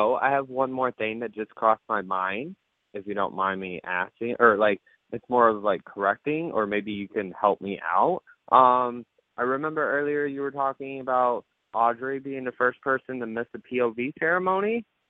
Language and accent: English; Michigan, United States; now in Tampa, United States; yeah, well, I'm from Michigan, thing. But I live in Tampa right now.